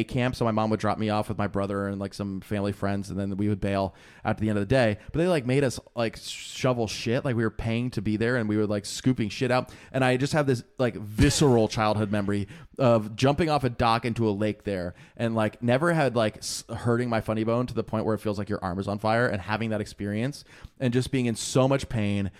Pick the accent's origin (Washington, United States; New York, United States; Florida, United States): Florida, United States; Wellington; I grew up in Wellington, Florida, which was the polo capital of the world